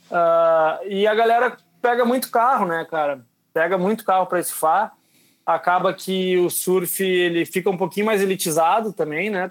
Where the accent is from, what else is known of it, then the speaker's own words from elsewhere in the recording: Uruguaiana, Rio Grande do Sul, Brazil; eu sou de Uruguaiana, que fica a 600 quilômetros de Porto Alegre